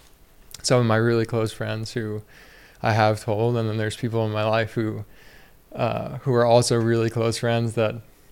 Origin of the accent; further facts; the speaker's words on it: United States; And for me, being a man and, you know, growing up in the United States, and like, you got to be tough.